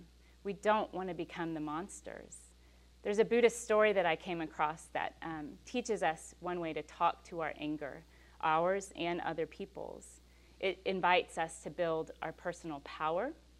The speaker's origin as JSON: {"language": "English", "town": "West University Place", "region": "Texas", "country": "United States", "tie": "born or raised there", "said": "I grew up in West U"}